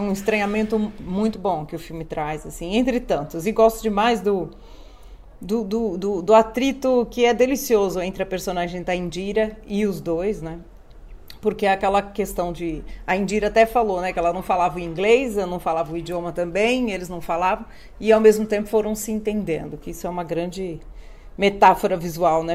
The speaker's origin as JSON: {"language": "Portuguese", "region": "São Paulo", "country": "Brazil", "said": "Porque nós somos aqui realmente três paulistas, né? Eu paulistana"}